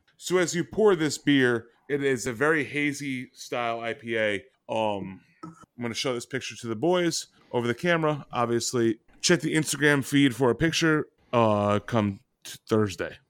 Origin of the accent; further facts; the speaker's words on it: New England, United States; I come from New England